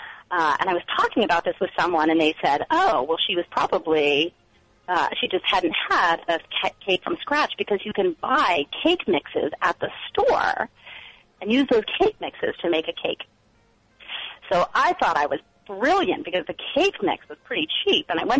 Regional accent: Bangor, Maine, United States; now in Cambridge; Bangor, Maine, the town that I was from

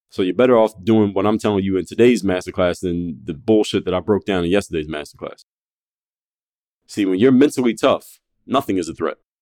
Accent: Philadelphia, Pennsylvania, United States; now in South Florida, United States; I was home in my hometown of Philadelphia

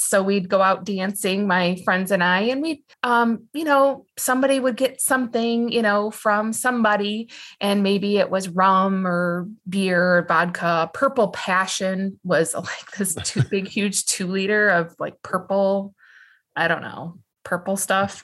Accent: West Michigan, United States; I was born and raised and live in West Michigan

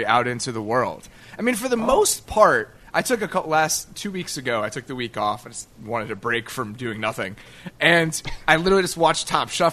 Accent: Chicago, Illinois, United States; I'm from Chicago, man. We have this whole, you know, Second City improv just culture that we live here

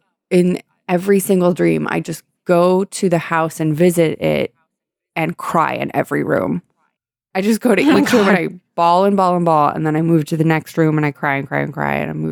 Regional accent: San Diego, California, United States; That I was raised in San Diego.

